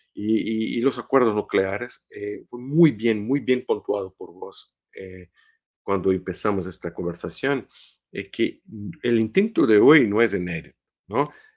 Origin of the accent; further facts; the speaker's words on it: Brazil; Spanish is a second language; Brasil, por ejemplo, que es mi país de origen